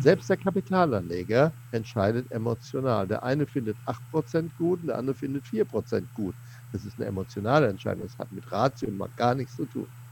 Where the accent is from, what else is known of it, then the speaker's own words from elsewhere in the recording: Seligenstadt, Hesse, Germany; Seligenstadt, wo ich herkomme, gebürtig